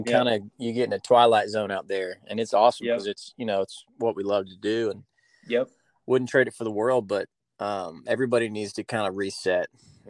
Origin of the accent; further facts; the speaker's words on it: Virginia, United States; moved away as an adult; now in Nashville, United States; Yeah, man, I'm from Virginia, between the ocean and the mountains.